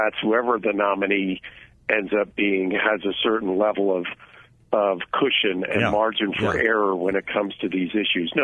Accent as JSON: {"language": "English", "region": "California", "country": "United States", "said": "as a Californian"}